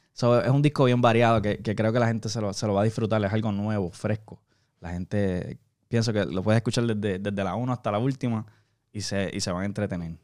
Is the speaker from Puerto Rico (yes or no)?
yes; Puerto Rico; now in Miami, United States; yo soy de Puerto Rico, ¿verdad? Actualmente estamos aquí trabajando en Miami